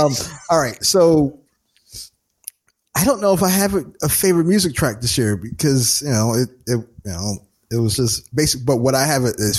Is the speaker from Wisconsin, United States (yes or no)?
no; New Jersey, United States; I grew up in North Jersey.